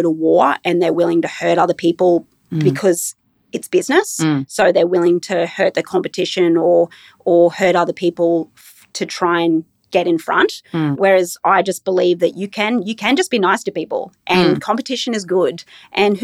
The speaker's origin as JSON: {"language": "English", "town": "Brisbane", "region": "Queensland", "country": "Australia", "tie": "born or raised there", "also_born_or_lived": "Inverell, New South Wales / Tamworth, New South Wales", "said": "we moved from Inverell when I was about 6 or 7 to Tamworth. And then from Tamworth, we came to Brisbane."}